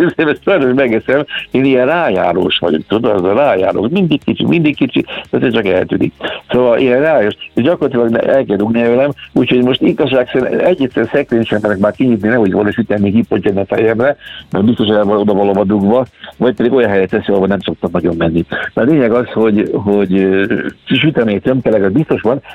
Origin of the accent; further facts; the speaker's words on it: Somogy, Hungary; also born or lived in Kaposvár / Budapest; now in Keszthely area, Hungary; egykori szülőföldemtől távol, hiszen én Somogyi vagyok